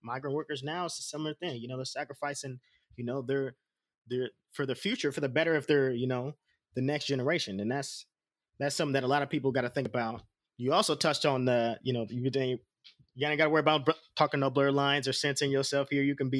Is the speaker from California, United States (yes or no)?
yes; Oakland, California, United States; I was born in Oakland